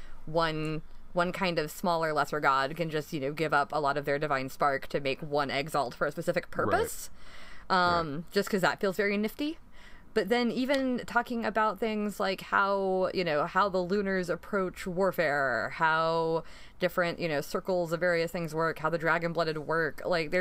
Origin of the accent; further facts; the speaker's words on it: North Carolina, United States; moved away as an adult; also born or lived in Atlanta, Georgia; now in Delaware, United States; I grew up in North Carolina, but my parents are from Atlanta originally.